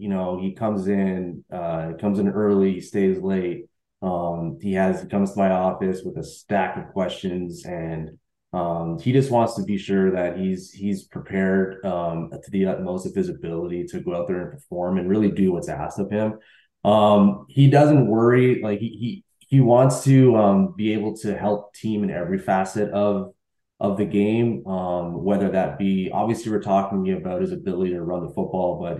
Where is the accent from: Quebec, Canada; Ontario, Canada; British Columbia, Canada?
Quebec, Canada; Montreal; I'm from Montreal as well